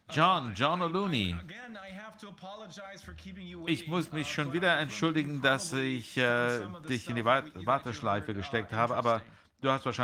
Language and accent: German; Germany; beunruhigend ist für mich uh, als Deutscher und viele andere Deutsche